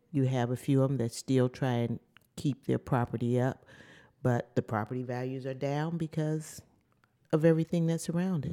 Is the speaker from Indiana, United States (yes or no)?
yes; Gary, Indiana, United States; born or raised there; moved away as an adult